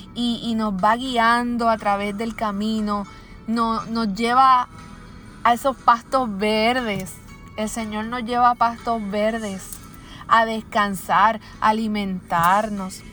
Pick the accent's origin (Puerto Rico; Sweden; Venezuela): Puerto Rico; aquí en mi país, en Puerto Rico